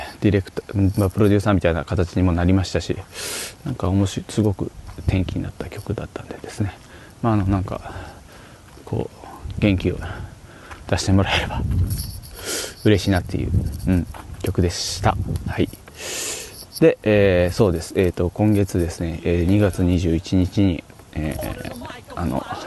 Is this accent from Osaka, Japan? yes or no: no; Fukuoka, Japan; now in Tokyo, Japan; 僕福岡出身なんですけど東京に来てから